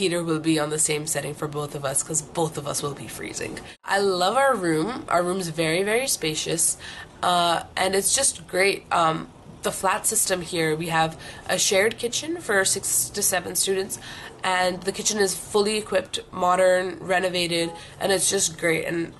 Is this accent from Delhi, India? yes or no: yes; New Delhi, Delhi, India; also born or lived in Singapore / Vietnam / Philippines; now in London, United Kingdom; Originally I'm from New Delhi, India, but I've lived all over Southeast Asia. I've lived in Singapore, then I moved to Vietnam, then the Philippines, then came back to Singapore, and now I'm here in London